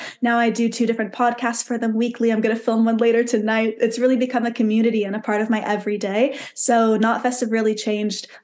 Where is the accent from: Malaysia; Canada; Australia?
Canada; born or raised there; moved away